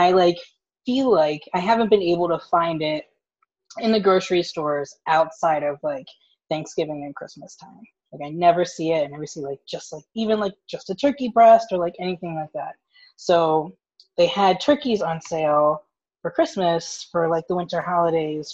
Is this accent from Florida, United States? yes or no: no; West Chester, Pennsylvania, United States; I am from Westchester, Pennsylvania, which is about 30, 45 minutes outside of Philly